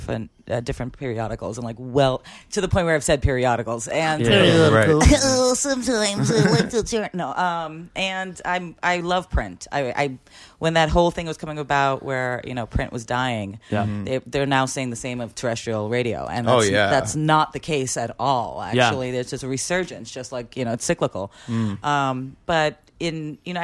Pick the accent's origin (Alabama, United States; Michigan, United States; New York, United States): New York, United States; New York City; as a New Yorker born and bred